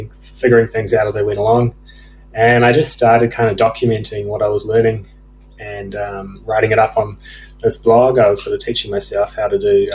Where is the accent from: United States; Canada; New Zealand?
New Zealand; now in Australia; growing up in New Zealand and then moving over to Australia